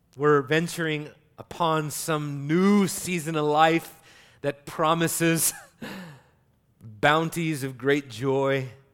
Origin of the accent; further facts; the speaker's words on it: United States; as an American